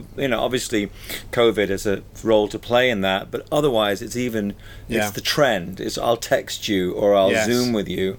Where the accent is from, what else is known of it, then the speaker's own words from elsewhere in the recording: Peterborough, East of England, United Kingdom; moved away as an adult; now in Hong Kong; When I was growing up in England, in Peterborough